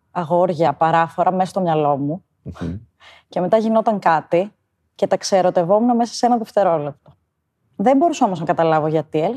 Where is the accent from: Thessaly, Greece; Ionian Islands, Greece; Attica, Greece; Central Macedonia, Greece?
Thessaly, Greece; Karditsa; moved away as an adult; now in Athens, Greece; είμαι 32 χρονών. Μεγάλωσα στην Καρδίτσα, σπούδασα στη Θεσσαλονίκη και ζω στην Αθήνα τα τελευταία 8 χρόνια